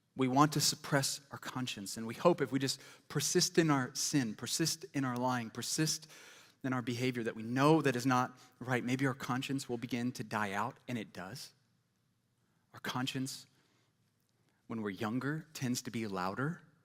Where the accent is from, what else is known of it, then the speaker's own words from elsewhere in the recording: Ames, Iowa, United States; first language English; I was born in Ames, Iowa